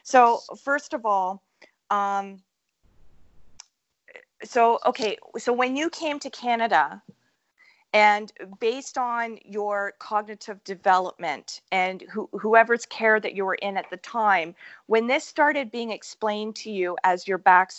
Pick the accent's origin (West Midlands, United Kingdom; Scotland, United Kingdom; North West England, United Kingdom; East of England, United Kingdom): Scotland, United Kingdom; I'm Scottish too.